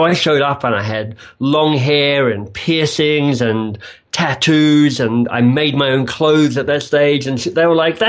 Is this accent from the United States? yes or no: no; Australia; moved away as an adult; also born or lived in England; So if people are wondering what my vaguely exotic accent is, I am a misplaced or displaced Australian. So I was Australian, I was carrying on there, and then I had the good luck to win a Rhodes Scholarship that whisked me away to England